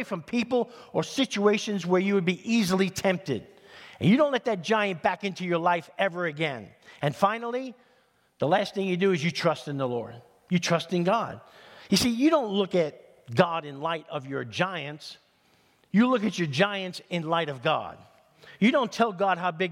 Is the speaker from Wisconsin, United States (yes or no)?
no; New York City, New York, United States; moved away; if you grow up in East Harlem in New York City, there's a lot of sports fanatics